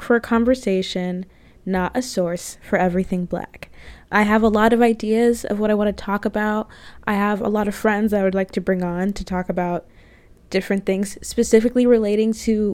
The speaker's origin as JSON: {"language": "English", "town": "Jacksonville", "region": "Florida", "country": "United States", "moved": "as an adult", "lives_now": "Chicago, United States", "said": "I'm originally from Florida, actually. Jacksonville, Florida"}